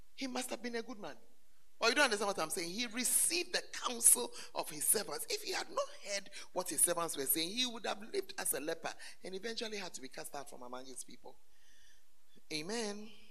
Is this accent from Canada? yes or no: no; Ghana; moved away as an adult; when I left Ghana for further studies